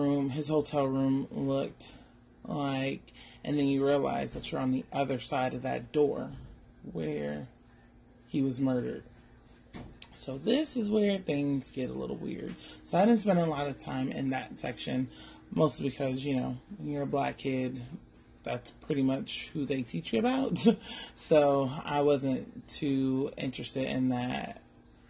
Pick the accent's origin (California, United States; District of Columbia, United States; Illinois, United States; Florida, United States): California, United States; Oakland; I'm from Oakland, born and raised